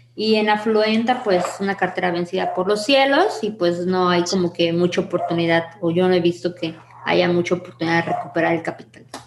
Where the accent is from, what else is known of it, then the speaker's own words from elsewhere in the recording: Mérida, Yucatán, Mexico; soy de Mérida, Yucatán